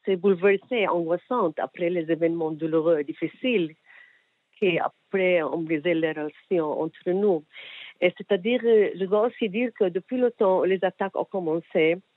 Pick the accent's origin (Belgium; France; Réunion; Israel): Israel; on n'a pas fait ça ici, chez nous, en Israël